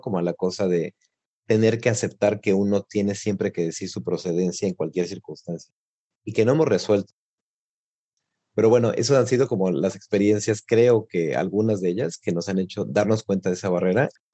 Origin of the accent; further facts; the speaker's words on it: Mexico; moved away as an adult; now in Italy; soy mexicano